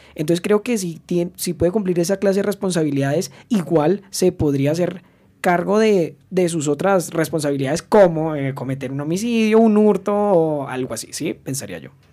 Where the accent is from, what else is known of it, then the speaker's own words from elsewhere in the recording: Colombia; en mi país.